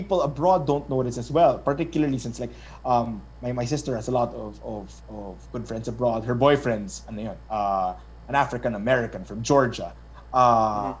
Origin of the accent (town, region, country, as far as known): Philippines